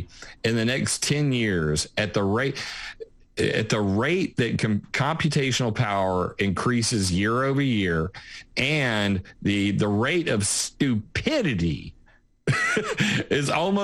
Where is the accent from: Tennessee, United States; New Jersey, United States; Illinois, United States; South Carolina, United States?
South Carolina, United States; I am from South Carolina